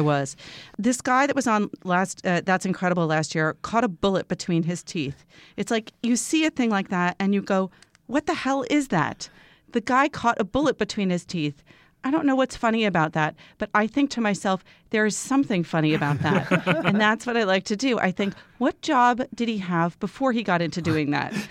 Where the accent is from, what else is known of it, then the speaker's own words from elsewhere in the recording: Long Island, New York, United States; I also grew up on Long